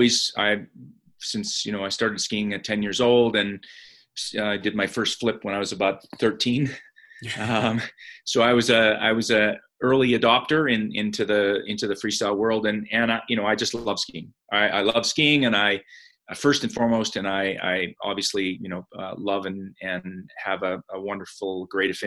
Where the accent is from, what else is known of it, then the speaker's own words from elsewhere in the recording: Calgary, Alberta, Canada; I grew up in Calgary, and my home resort was Sunshine Village.